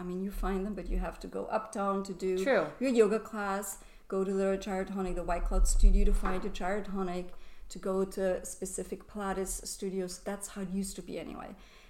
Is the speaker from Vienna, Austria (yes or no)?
yes; Vienna, Austria; moved away as an adult; also born or lived in New York; now in Paris, France; So actually, I'm originally from Vienna. I grew up in Vienna and I'm Viennese.